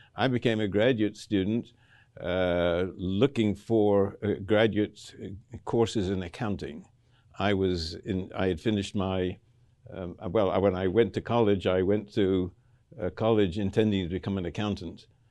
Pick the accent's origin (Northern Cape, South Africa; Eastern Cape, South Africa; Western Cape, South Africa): Western Cape, South Africa; Cape Town; I grew up in Cape Town, uh, in South Africa